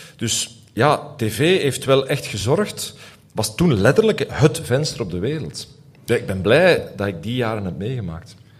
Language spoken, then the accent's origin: Dutch; Aalst, Flanders, Belgium; ik groeide op in Aalst.